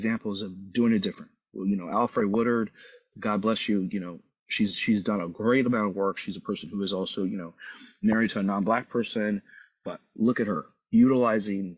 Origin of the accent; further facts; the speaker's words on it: San Luis Obispo, California, United States; I grew up in San Luis Obispo